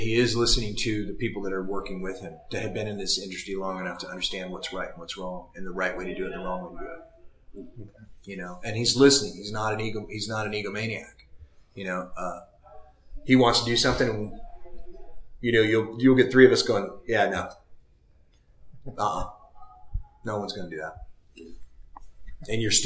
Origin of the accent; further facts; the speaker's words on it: Seattle, Washington, United States; I came from Seattle